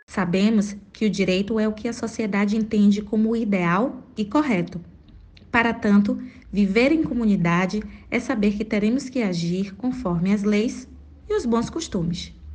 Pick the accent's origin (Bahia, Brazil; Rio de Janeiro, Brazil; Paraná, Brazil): Bahia, Brazil; Salvador; sou de Salvador, Bahia